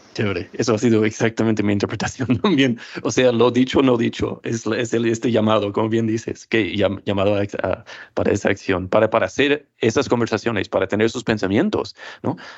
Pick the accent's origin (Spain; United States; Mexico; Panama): United States; Massachusetts; Massachusetts, donde yo crecí